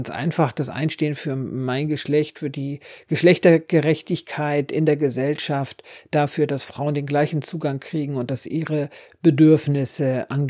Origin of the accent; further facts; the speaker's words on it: Schleswig-Holstein, Germany; ich bin Friesin und das ist die Partei, der SSW, die am besten deren Interessen vertritt.